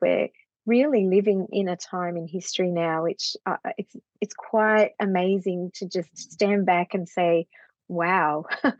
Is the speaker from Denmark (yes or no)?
no; Australia; we definitely are experiencing that here in Australia.